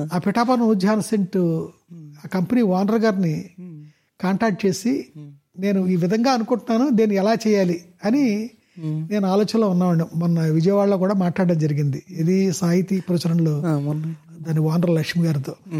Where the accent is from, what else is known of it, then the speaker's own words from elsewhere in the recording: Pasarlapudi, Andhra Pradesh, India; మా ఊరు అదే పసరపూడి